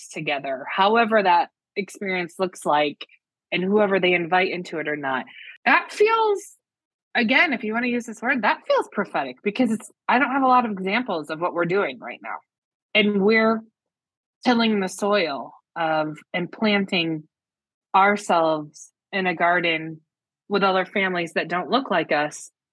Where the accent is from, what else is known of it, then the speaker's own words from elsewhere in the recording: the Midwest, Michigan, United States; moved away as an adult; also born or lived in New York City, United States; now in State College, United States; I was raised in the Midwest